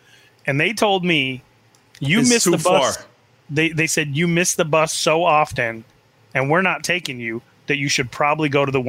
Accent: Chandler, Arizona, United States; I grew up in Chandler, Arizona.

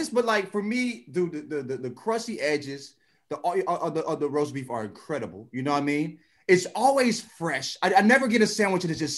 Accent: St. Louis, Missouri, United States; now in Los Angeles, United States; I'm from St. Louis, USA.

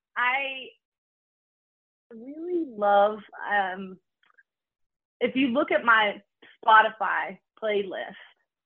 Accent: the South, United States; you know, growing up in the South, I love hometowns, like home comfort food.

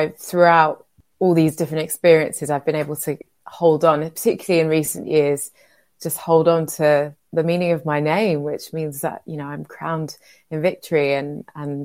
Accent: London, United Kingdom; And I was raised in a very special working class community in West London, in Shepherd's Bush. And so that's where I'm from.

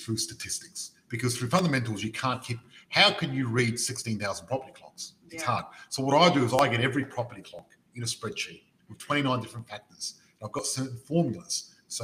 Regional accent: Adelaide, South Australia, Australia; We are both from Adelaide.

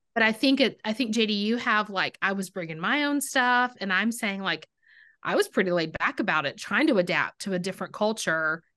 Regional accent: Texas, United States; I'm from Texas

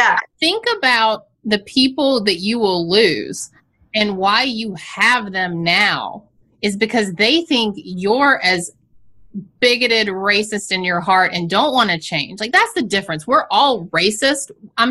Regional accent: the South, United States; I come from the South.

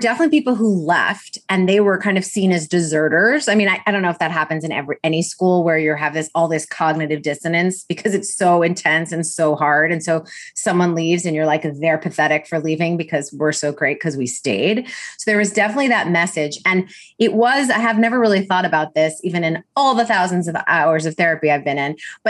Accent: New York City, New York, United States; I grew up in New York City, and so it was a private kind of Ivy prep for the English part, and then this like six other subjects for the religious part.

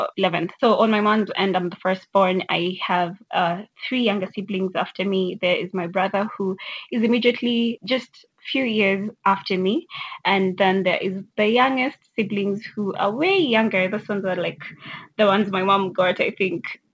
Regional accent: Kenya; I'm from Kenya.

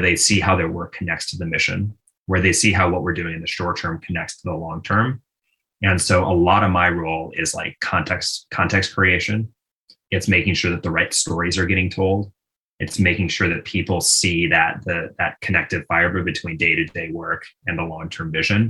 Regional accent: Minneapolis, Minnesota, United States; my own childhood, you know, growing up in Minnesota

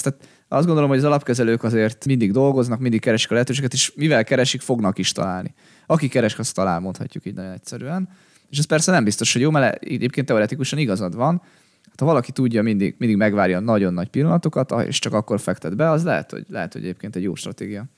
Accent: Hungary

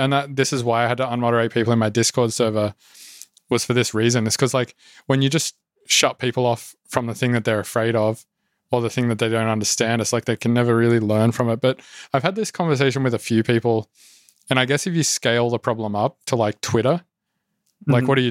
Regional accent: Australia; Oh, so I was like from Australia, and in Australia, culturally, it's fine to say some words.

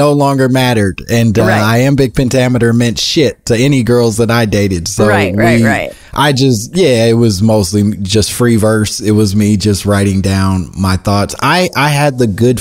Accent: Oak Park, Illinois, United States; I grew up in Oak Park outside of Chicago

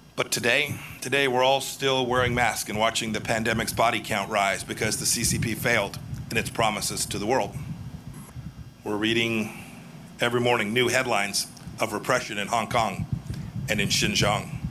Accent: Kansas, United States; from here in California to my home state of Kansas

